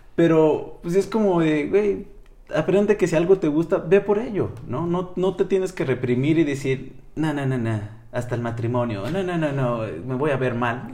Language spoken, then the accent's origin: Spanish; Nuevo Casas Grandes, Chihuahua, Mexico; soy de Chihuahua, de un pequeño poblado llamado Nuevo Casas Grandes.